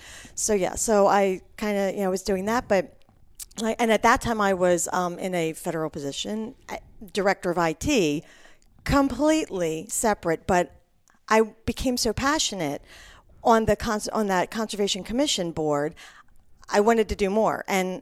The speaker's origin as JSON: {"language": "English", "region": "Delaware", "country": "United States", "said": "So I'm originally from actually the East Coast, Mid-Atlantic, Delaware."}